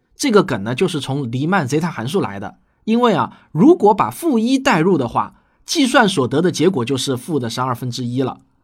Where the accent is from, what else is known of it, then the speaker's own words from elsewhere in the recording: China; 我们中国人